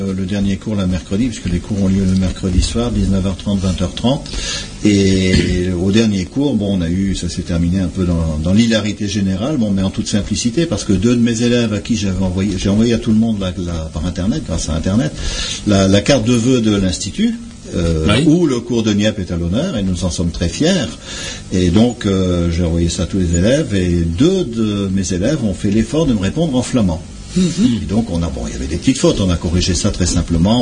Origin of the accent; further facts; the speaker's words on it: Méteren, Hauts-de-France, France; first language French and Flemish; j'ai appris grâce à mes parents, grands-parents, à Métrennes, puisque je suis originaire de Métrennes. J'ai appris les deux langues en même temps